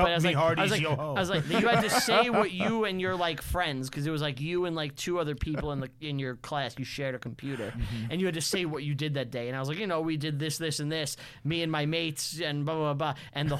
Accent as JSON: {"language": "English", "region": "New York", "country": "United States", "said": "like we're Americans, but I'm a New Yorker and you're a Floridian or whatever."}